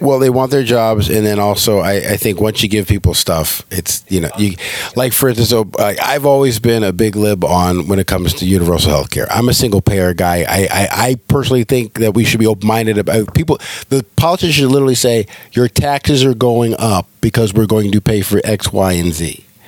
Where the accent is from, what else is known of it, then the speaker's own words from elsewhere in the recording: California, United States; now in Georgia, United States; I'm a liberal from California.